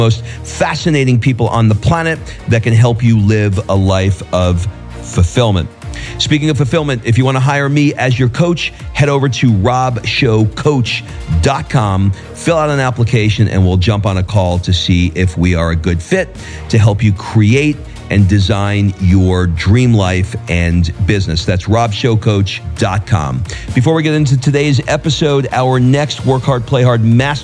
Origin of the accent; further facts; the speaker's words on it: New York, United States; I'm from New York